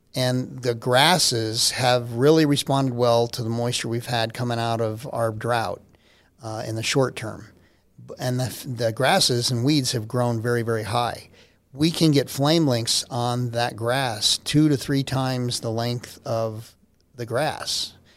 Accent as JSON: {"language": "English", "town": "Albuquerque", "region": "New Mexico", "country": "United States", "also_born_or_lived": "Oklahoma / Corpus Christi, Texas", "moved": "as an adult", "lives_now": "Colorado Springs, United States", "said": "I'm from Albuquerque"}